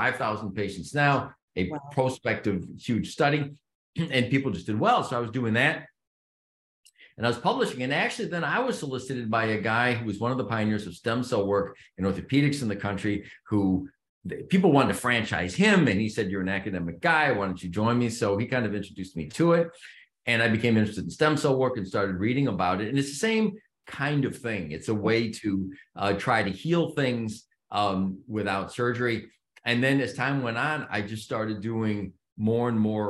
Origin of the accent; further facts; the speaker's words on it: Chicago suburbs, Illinois, United States; I grew up in the Chicago burbs